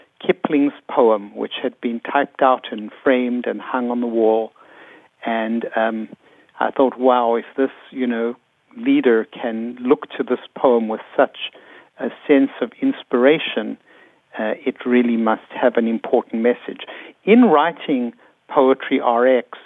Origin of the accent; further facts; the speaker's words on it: South Africa; moved away; I was raised in South Africa